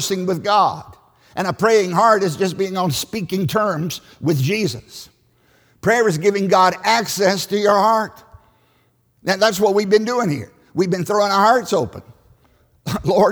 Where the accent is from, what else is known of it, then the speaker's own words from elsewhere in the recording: Southside, Virginia, United States; I grew up in Southside, Virginia, on a tobacco farm in a liberal church.